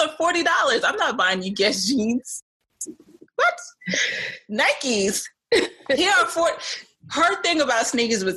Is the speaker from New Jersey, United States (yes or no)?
no; New York City, New York, United States; being from Brooklyn, you know, growing up in the Caribbean, like with the Caribbean family.